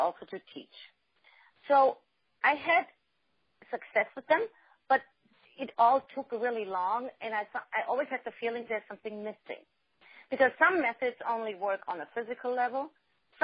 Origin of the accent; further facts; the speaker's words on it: Germany; now in United States; I'm originally from Germany